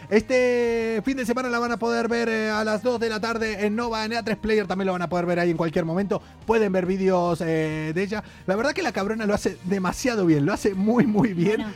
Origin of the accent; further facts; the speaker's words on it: Argentina; now in Spain; Fina Grosso y yo hacemos un programa desde España, si bien somos dos argentinos